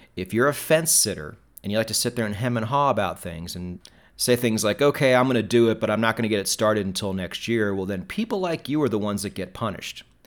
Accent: United States; as an American

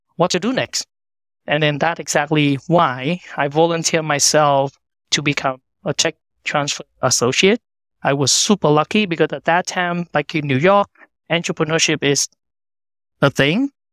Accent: Vietnam; moved away as an adult; now in United States; I was born and raised in Vietnam

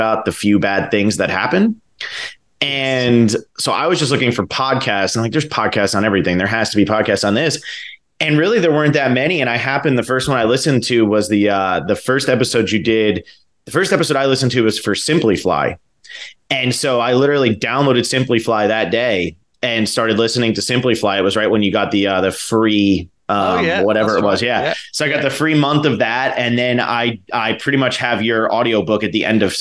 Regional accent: New Jersey, United States; moved away as an adult; also born or lived in Miami, Florida; when I was a kid, I grew up in New Jersey

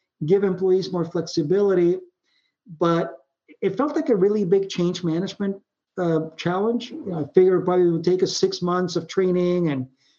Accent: Puerto Rico; moved away; I grew up in Puerto Rico

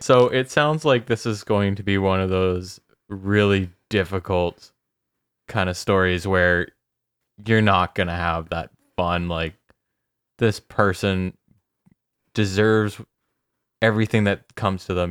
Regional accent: Canada; I'm Canadian, I swear to God, I'm Canadian

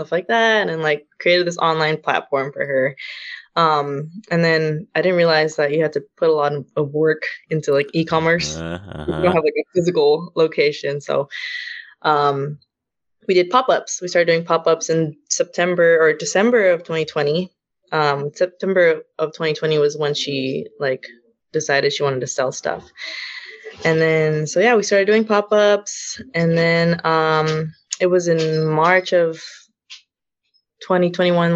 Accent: Fremont, California, United States; also born or lived in Alameda / Union City / San Leandro; I was born in Alameda and grew up in Fremont

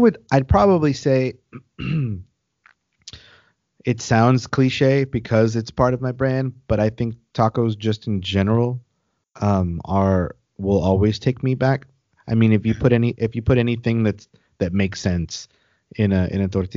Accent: Corpus Christi, Texas, United States; I'm from Corpus

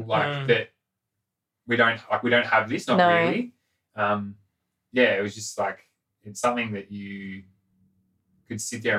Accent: Australia; my cultural background is, like, I'm half Australian, half English, like, I'm sort of as white as you can get. And in terms of culture, it's, like, just the Aussie-Australian sort of Anglo-white culture that I have.

